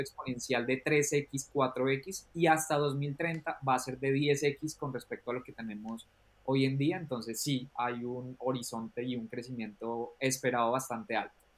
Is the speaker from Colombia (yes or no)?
yes; Colombia; now in England, United Kingdom; vengo de Colombia, pero vivo actualmente en Inglaterra